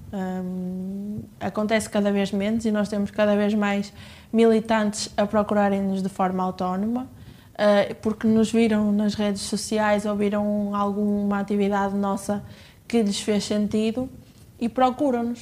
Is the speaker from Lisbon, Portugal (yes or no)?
no; Penafiel, Porto District, Portugal; a minha cidade natal eh, e, e tenho, tenho muito orgulho em ser de, de Penafiel